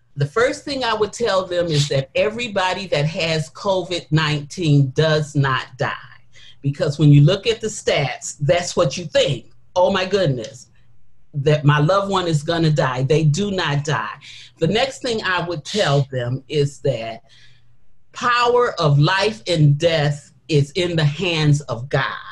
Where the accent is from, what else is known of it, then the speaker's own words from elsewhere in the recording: Detroit, Michigan, United States; I don't live in Detroit now. I was born and raised in Detroit